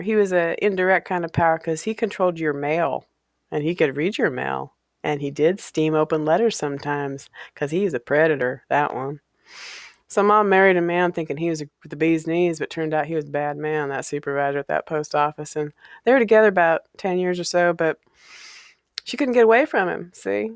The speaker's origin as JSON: {"language": "English", "town": "Walla Walla", "region": "Washington", "country": "United States", "tie": "born or raised there", "said": "I grew up in Walla Walla, Washington"}